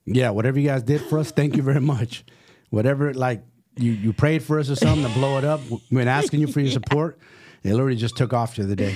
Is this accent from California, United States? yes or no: yes; San Francisco, California, United States; also born or lived in Salinas / San Jose; I'm from San Francisco